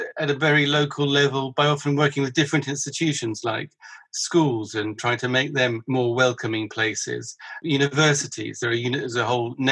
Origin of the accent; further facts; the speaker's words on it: Brighton, South East England, United Kingdom; I'm a chair of a group in my hometown of Brighton